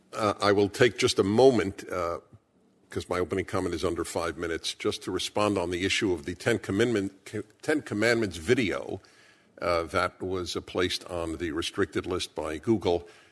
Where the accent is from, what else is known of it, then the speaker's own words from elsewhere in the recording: New York City, New York, United States; I was born in Brooklyn, New York.